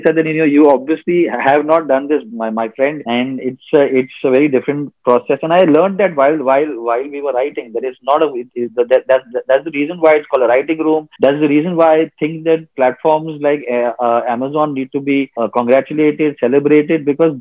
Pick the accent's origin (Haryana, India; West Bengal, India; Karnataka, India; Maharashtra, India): Maharashtra, India; Mumbai; we have actually grown up in South Bombay together